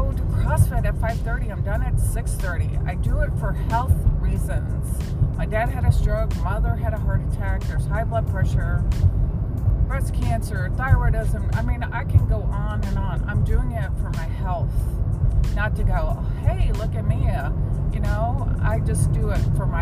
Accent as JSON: {"language": "English", "town": "Fort Worth", "region": "Texas", "country": "United States", "said": "I'm from Fort Worth"}